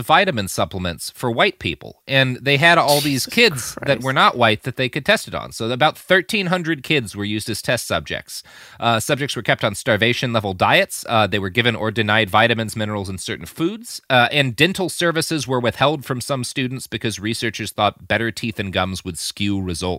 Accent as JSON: {"language": "English", "country": "United States", "said": "But also I'm like, but I'm an American."}